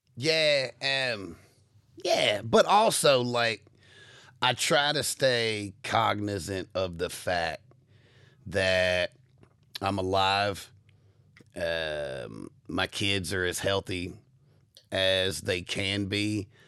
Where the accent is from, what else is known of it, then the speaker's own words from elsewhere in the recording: United States; as an American